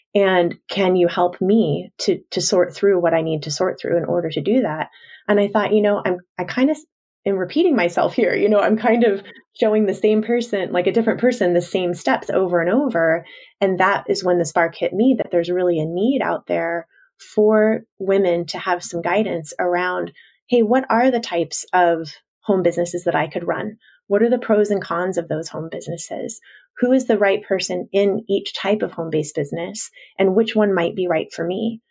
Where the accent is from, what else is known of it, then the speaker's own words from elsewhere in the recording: Washington, United States; my hometown in Washington state